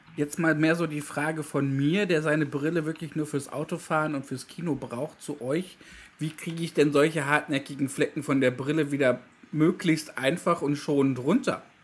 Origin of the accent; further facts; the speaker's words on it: Dortmund, North Rhine-Westphalia, Germany; ich persönlich als Dortmunder